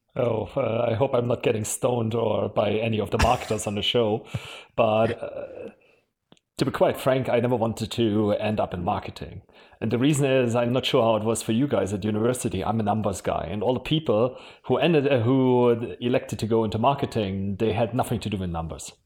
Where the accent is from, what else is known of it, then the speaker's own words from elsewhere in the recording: Germany; accent: German; English is a second language; moved away as an adult; also born or lived in Switzerland / London / Mountain View / Japan; You probably can still hear from my accent. I'm German